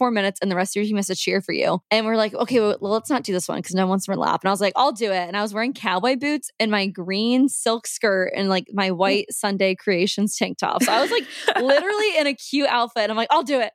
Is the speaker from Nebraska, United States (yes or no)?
yes; Nebraska, United States; I'm from Nebraska